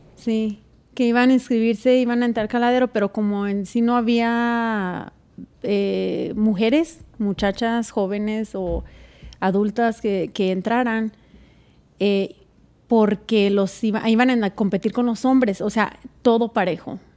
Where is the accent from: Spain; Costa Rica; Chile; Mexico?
Mexico; Zacatecas; now in Colorado, United States; de donde yo vengo, que es de Zacatecas